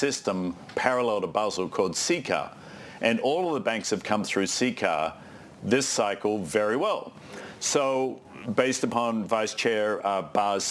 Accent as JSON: {"language": "English", "country": "Australia", "moved": "yes", "said": "I'm Australian"}